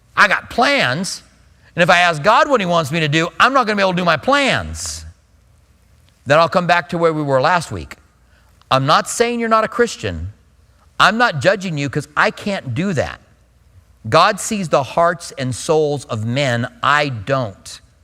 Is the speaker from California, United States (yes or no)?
no; Albuquerque, New Mexico, United States; I grew up in Albuquerque